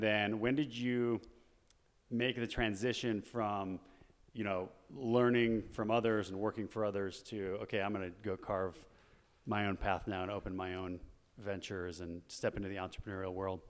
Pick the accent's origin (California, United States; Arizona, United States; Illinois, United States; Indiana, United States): Arizona, United States; Chandler; I grew up in Chandler, Arizona.